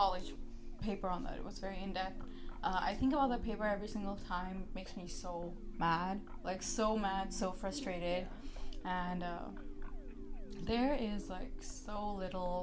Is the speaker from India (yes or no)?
yes; India; now in Canada; we consider as Indian people